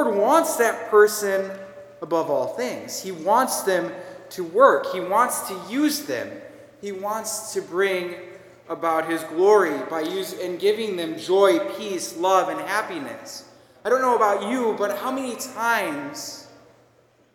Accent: Minnesota, United States; accent: Minnesotan; moved away; my Minnesotan accent

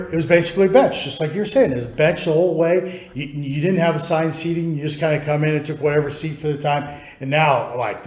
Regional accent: Lincoln, United States; moved away; I was from Lincoln

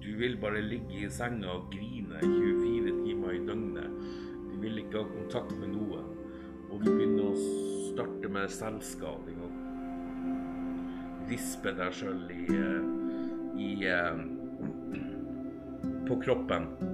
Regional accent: Alta, Finnmark, Norway; now in Tjeldsund, Norway; Jeg er opprinnelig fra Alta

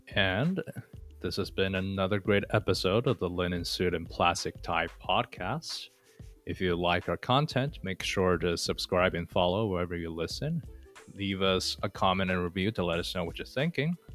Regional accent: China; moved away; I'm from China. I grew up in the city

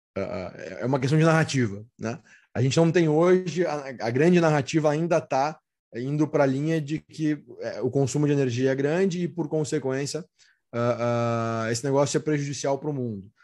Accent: Rio Grande do Sul, Brazil; eu sou natural do Rio Grande do Sul

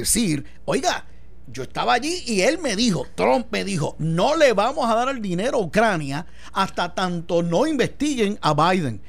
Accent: Puerto Rico

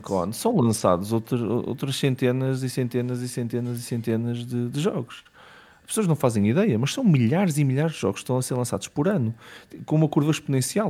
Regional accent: Matosinhos, Norte, Portugal; moved away as an adult; also born or lived in London, United Kingdom; eu sou de Matozinhos

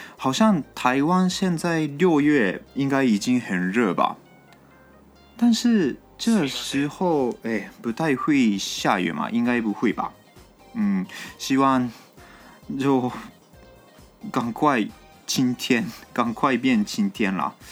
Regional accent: Japan; Chinese is a second language; moved away; also born or lived in Yunlin, Taiwan; 我是日本人

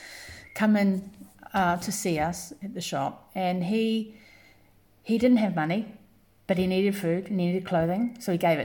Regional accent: New Zealand; born or raised there; also born or lived in London, England; now in Graz, Austria

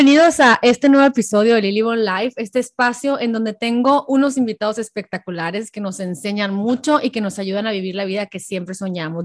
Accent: Hermosillo, Sonora, Mexico; moved away; Hermosillo, Sonora, de donde yo soy

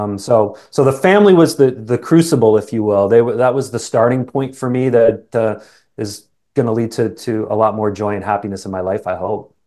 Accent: Canada; accent: Canadian; also born or lived in England; I was born in England. My family, um, immigrated to Canada when I was just a young boy. Apparently, I had an accent for a little period of time, but that's long gone

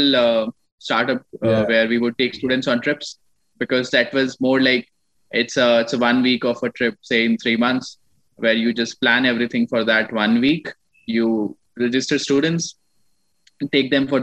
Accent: Ludhiana, Punjab, India; moved away as an adult; also born or lived in Jodhpur, Rajasthan / Delhi; I come from Ludhiana. I was born in Jodhpur, Rajasthan. I was brought up in Ludhiana, did my schooling from Ludhiana, Punjab.

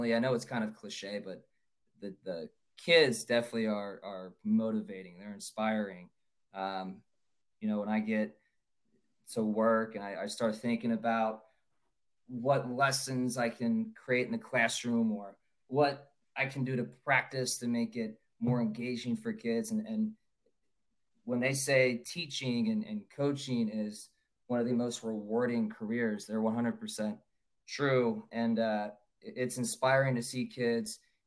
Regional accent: Cincinnati, Ohio, United States; I'm from Cincinnati, Ohio

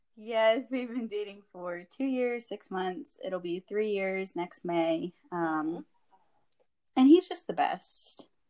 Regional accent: San Antonio, Texas, United States; I was born and raised in San Antonio.

